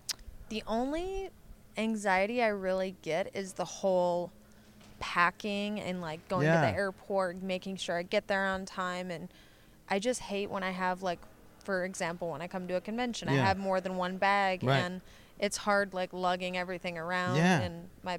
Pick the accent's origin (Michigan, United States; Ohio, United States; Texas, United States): Michigan, United States; accent: Michigan; now in Los Angeles, United States; I grew up in Michigan